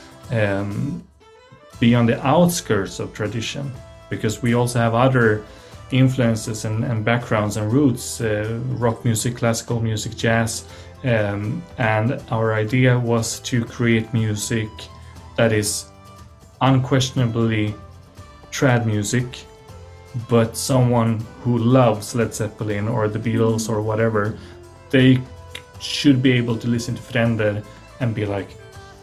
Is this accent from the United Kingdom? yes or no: no; Sweden; I'm from Sweden